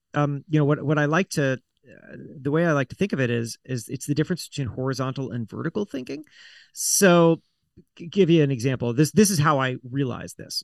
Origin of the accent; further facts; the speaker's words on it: South Florida, United States; I grew up in South Florida